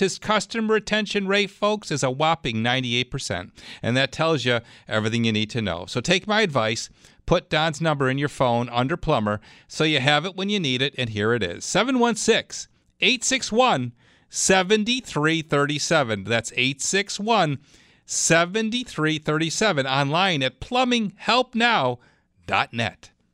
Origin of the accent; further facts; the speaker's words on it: Clarence, New York, United States; Clarence. That's my hometown